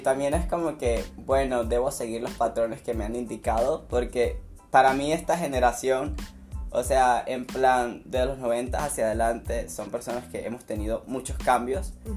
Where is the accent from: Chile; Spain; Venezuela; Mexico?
Venezuela; moved away as an adult; now in Santa Cruz de la Sierra, Bolivia; soy de Venezuela, tengo dos años acá en Bolivia, Santa Cruz de la Sierra